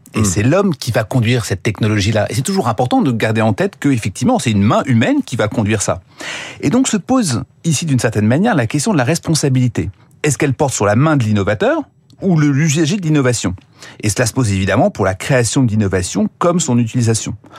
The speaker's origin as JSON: {"language": "French", "country": "France"}